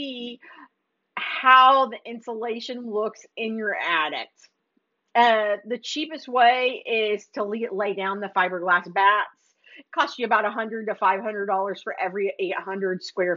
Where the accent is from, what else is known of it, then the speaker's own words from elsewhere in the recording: Missouri, United States; moved away as an adult; now in Texas, United States; I'm from Missouri